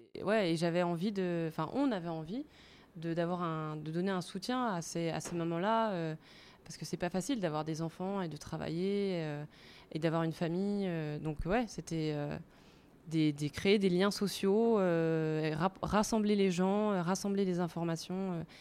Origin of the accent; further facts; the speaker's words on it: Paris, Île-de-France, France; moved away as an adult; now in Zurich, Switzerland; je suis parisienne. Je suis arrivée à Zurich il y a cinq ans en 2016